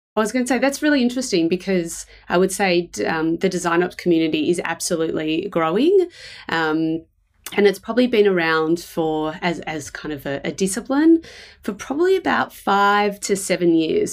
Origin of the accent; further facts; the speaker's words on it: Melbourne, Victoria, Australia; I live in Melbourne. Uh, I was born here